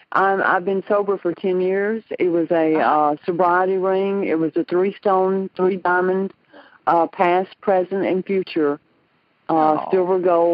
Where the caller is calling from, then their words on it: Tuscaloosa, Alabama, United States; I'm calling from Alabama.